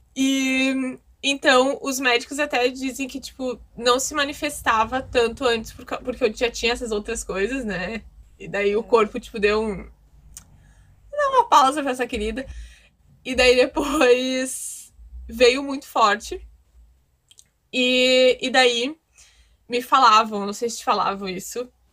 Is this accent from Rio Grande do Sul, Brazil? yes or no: yes; Guaíba, Rio Grande do Sul, Brazil; eu sou de, do Rio Grande do Sul, perto de Porto Alegre, Guaíba